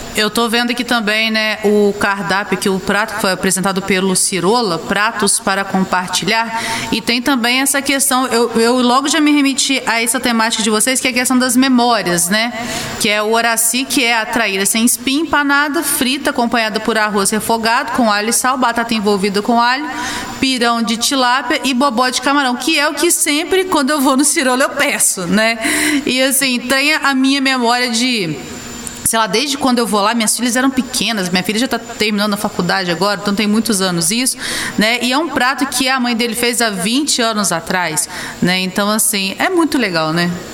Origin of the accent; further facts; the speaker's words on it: Santos Dumont, Minas Gerais, Brazil; also born or lived in Juiz de Fora; eu sou de Santos Dumont.